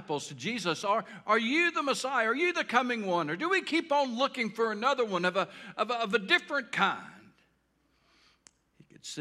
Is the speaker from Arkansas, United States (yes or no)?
yes; South Arkansas, United States; where I grew up in South Arkansas